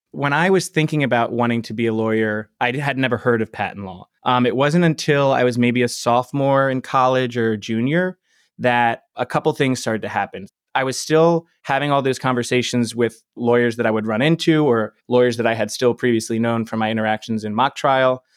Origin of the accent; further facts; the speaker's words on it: Delaware, United States; moved away; I'm from Delaware